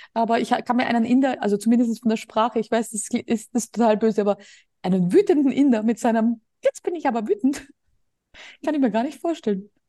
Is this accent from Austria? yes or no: yes; Austria; moved away as an adult; now in Spain; Bei uns in Österreich